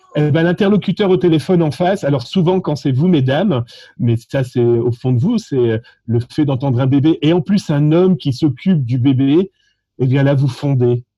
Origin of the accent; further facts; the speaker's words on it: France; accent: French (France); mon accent français